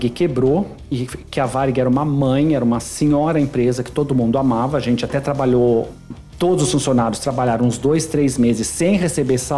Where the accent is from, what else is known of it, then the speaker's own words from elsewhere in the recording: São Paulo, Brazil; Bom, eu sou nascido e criado em São Paulo, né? Minha família é do interior de Minas, de Ouro Fino, Minas Gerais, mas eu nasci e sou criado em São Paulo.